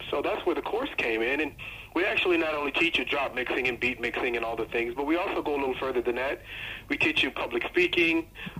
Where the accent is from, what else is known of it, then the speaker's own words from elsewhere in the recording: Los Angeles / San Francisco region, California, United States; also born or lived in Las Vegas, Nevada; now in Sydney, Australia; I was born in Las Vegas, but I was brought up in the L.A., San Francisco region.